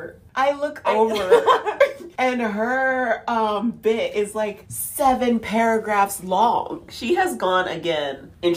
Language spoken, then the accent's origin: English; the South, United States; accent: southern; Oh, like my southern accent that you love so much.